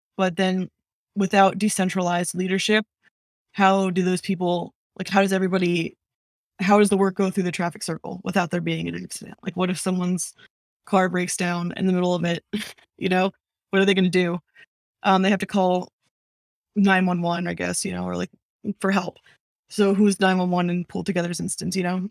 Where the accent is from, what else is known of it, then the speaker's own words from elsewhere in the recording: New Jersey, United States; moved away; I'm from New Jersey